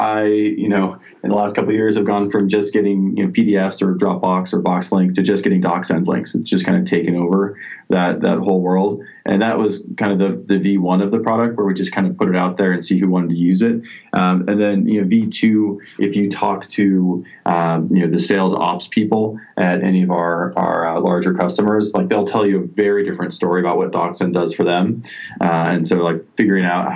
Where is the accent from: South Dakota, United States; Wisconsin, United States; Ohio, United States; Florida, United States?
South Dakota, United States; I'm from South Dakota